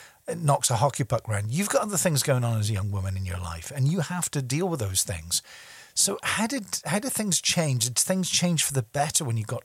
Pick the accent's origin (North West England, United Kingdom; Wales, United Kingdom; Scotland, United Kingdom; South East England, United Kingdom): Scotland, United Kingdom; I'm a stubborn Scotsman.